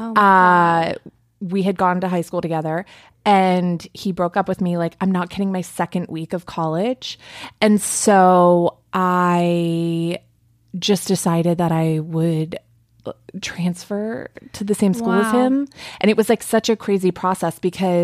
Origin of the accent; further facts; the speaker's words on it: outside of Philadelphia, Pennsylvania, United States; moved away; I am from outside of Philadelphia